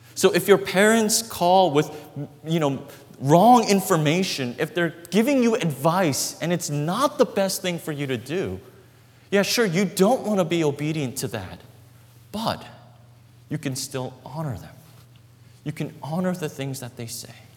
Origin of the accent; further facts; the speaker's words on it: Brooklyn, New York, United States; the apartment that we grew up in in Brooklyn.